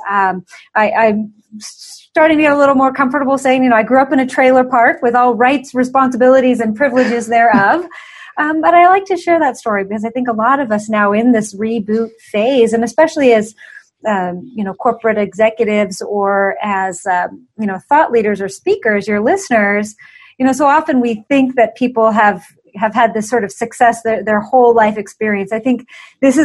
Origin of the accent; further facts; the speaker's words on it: just south of Portland, Oregon, United States; moved away as an adult; now in Colorado, United States; I was born and raised just south of Portland, Oregon.